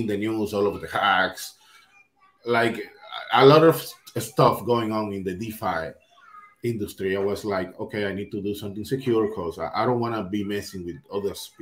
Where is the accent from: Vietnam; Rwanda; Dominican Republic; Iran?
Dominican Republic; I'm from the Dominican Republic